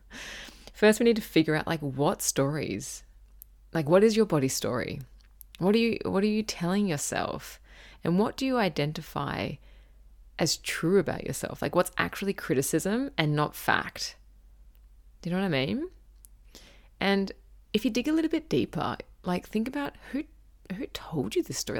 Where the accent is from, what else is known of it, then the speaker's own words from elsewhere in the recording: Gold Coast, Queensland, Australia; I grew up on the Gold Coast in Surfers Paradise